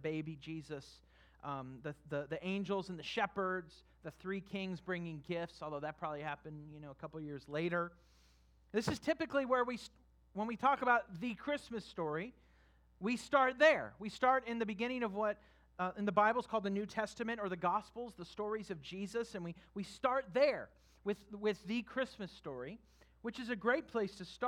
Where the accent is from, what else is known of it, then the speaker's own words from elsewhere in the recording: California, United States; moved away as an adult; also born or lived in Kentucky; I was from California